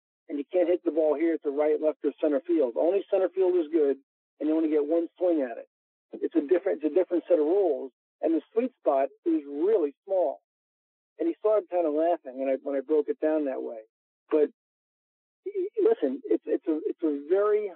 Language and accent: English; New York, United States; I am a New Yorker